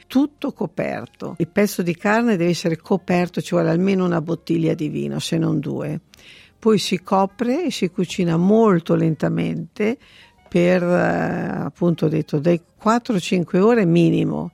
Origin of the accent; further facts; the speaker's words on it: Parma, Emilia-Romagna, Italy; now in Sydney, Australia; Io sono di Parma